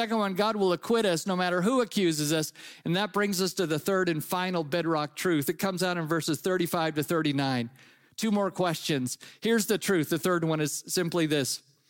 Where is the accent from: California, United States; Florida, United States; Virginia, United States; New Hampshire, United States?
California, United States; moved away as an adult; now in Ottawa, Canada; When we first moved to Ottawa about 20 years ago, we came from California, and we moved to Ottawa